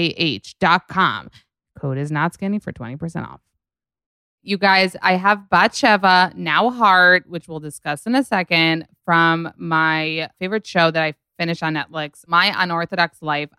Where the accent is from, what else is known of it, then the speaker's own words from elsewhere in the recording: Israel; moved away; I grew up in Israel